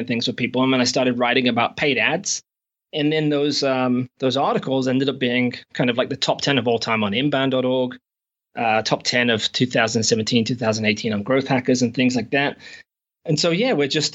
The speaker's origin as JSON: {"language": "English", "region": "England", "country": "United Kingdom", "also_born_or_lived": "Shropshire / United States / Canada", "moved": "as an adult", "lives_now": "New Zealand", "said": "I'm actually from England, but I've not been back in 8 or 9 years"}